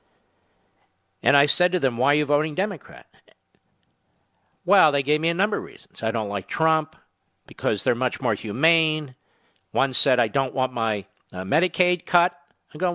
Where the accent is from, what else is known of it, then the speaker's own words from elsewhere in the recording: Philadelphia, Pennsylvania, United States; first language English; Philadelphia, my hometown